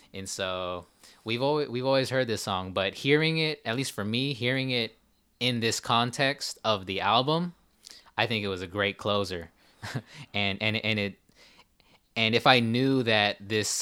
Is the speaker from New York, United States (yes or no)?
no; California, United States; we're Asian from California, right. born in '92